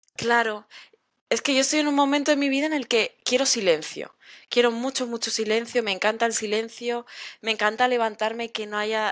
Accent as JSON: {"language": "Spanish", "country": "Spain", "said": "yo soy española"}